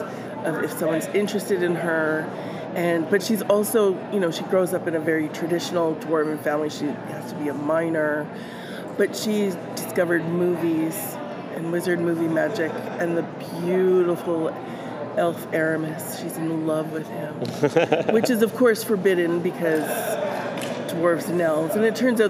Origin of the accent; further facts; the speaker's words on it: Winnipeg, Manitoba, Canada; I am from Winnipeg, Manitoba, Canada